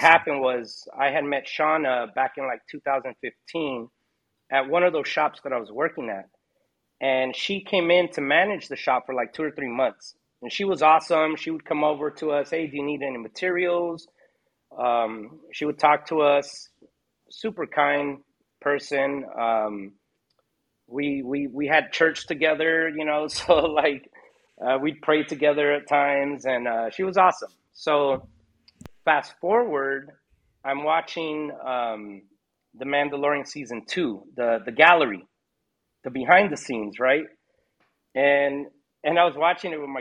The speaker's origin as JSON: {"language": "English", "region": "Hawaii", "country": "United States", "tie": "born or raised there", "said": "I was born in Hawaii."}